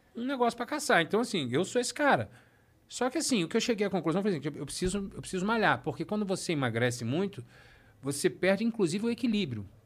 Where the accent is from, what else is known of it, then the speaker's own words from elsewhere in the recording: Rio de Janeiro, Brazil; eu sou do Rio